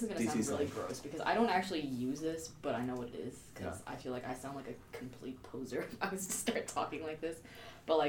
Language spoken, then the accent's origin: English; Prince George's County, Maryland, United States; I'm from Prince George's County, Maryland.